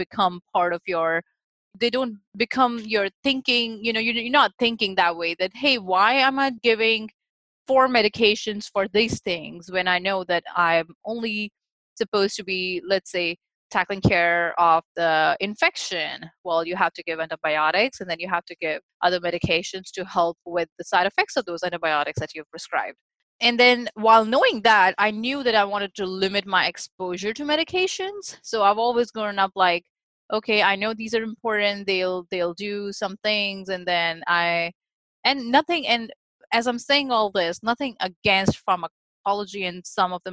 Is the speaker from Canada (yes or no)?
no; India; moved away; I, who was actually growing up in India